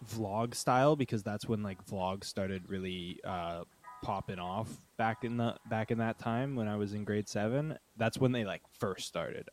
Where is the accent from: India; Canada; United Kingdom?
Canada; Uxbridge, Ontario; now in Toronto, Canada; I'm from a small town outside of Toronto called Uxbridge